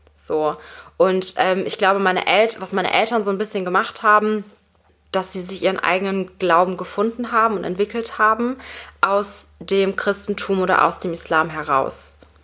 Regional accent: Germany; ich bin praktisch in Deutschland aufgewachsen

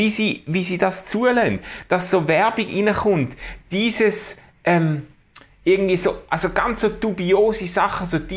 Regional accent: Switzerland; Ich komme aus Schweizer und wohne...

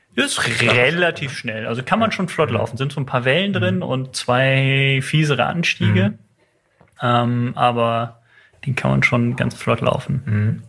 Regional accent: Germany; moved away; in meiner ursprünglichen Heimat, ich komme aus der Eifel

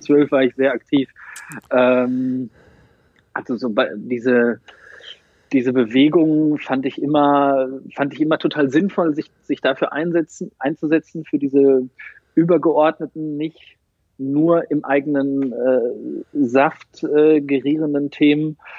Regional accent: North Rhine-Westphalia, Germany; also born or lived in South America; now in Dortmund, Germany; Im September 84 geboren in Ostwestfalen

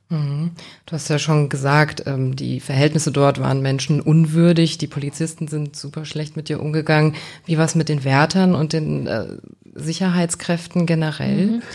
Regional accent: a small Bavarian village, Germany; Ich komme auch aus so einem ganz kleinen bayerischen Kaff

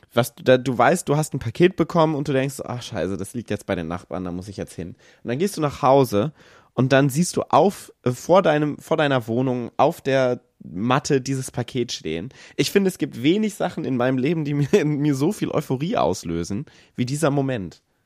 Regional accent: Kassel, Hesse, Germany; moved away; ich komme ursprünglich aus Kassel

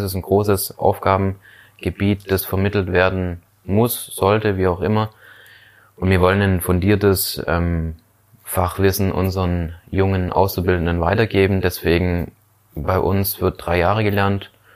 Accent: Schorndorf, Baden-Württemberg, Germany; also born or lived in Lake Constance; bei uns in Schorndorf in einem evangelischen ähm, Jugendwerk geleistet

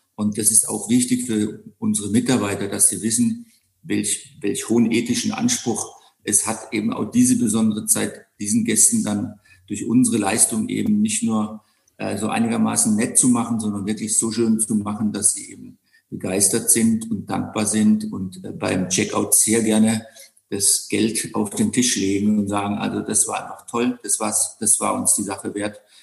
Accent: Black Forest, Baden-Württemberg, Germany; moved away; also born or lived in Bonn / London / Monte Carlo / Sydney; ich bin ja im Schwarzwald in einem Landgasthof geboren, den mein acht Jahre älterer Bruder übernommen hat. Habe dann im zarten Alter von 15 Koch gelernt

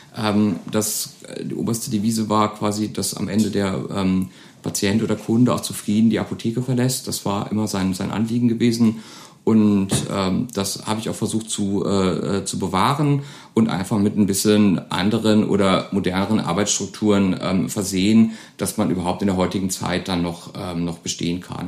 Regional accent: Koblenz, Rhineland-Palatinate, Germany; now in Neuwied, Germany; in Grundschultagen sind wir oft ähm, von Koblenz nach Wied gefahren

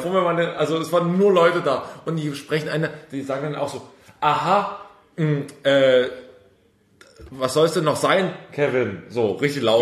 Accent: Saxony, Germany; Ich komme ähm, aus Sachsen, aus dem Osten

